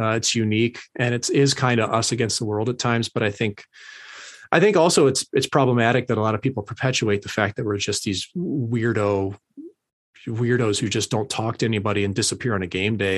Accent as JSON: {"language": "English", "town": "St. Louis", "region": "Missouri", "country": "United States", "tie": "born or raised there", "also_born_or_lived": "Las Vegas", "moved": "yes", "said": "my hometown in Saint Louis"}